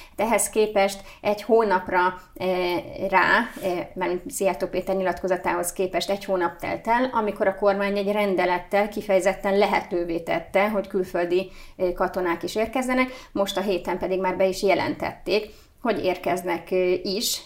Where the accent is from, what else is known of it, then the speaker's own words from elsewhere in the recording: Hungary; mi magyarok vagyunk